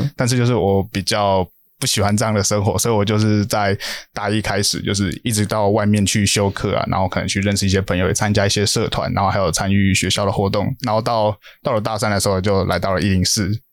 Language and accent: Chinese; New Taipei, Taiwan; also born or lived in Tainan; 我是新北人